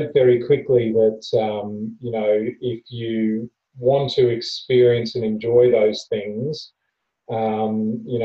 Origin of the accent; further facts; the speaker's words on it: Queensland, Australia; I grew up in Queensland